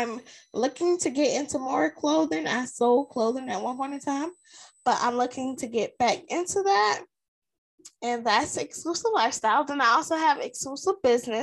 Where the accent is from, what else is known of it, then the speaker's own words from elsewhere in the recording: South Carolina, United States; I am from South Carolina, the dirty South, South Kakalaki, whatever you want to call it. That's where I'm from.